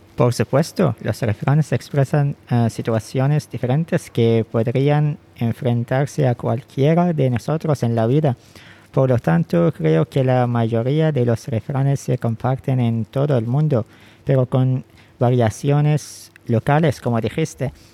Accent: Bidiyah, Ash Sharqiyah North, Oman; Spanish is a second language; now in Muscat, Oman; ahora vivo en Mascat, la capital de Oman, pero soy originalmente de Bidia, un estado al este de Oman

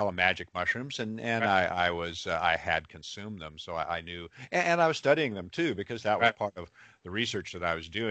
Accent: Seattle area, Washington, United States; I was born and raised in Washington State in the Seattle area.

